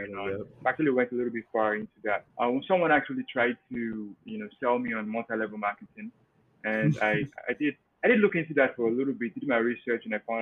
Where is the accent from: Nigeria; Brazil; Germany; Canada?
Nigeria; moved away as an adult; also born or lived in Cleveland, Ohio, United States; now in Pennsylvania, United States; primarily I'm from Nigeria, came to the US 2014